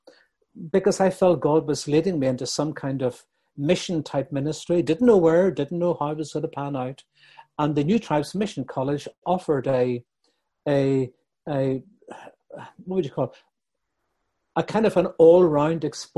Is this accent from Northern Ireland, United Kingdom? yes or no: yes; Bangor, Northern Ireland, United Kingdom; my hometown of Bangor, County Down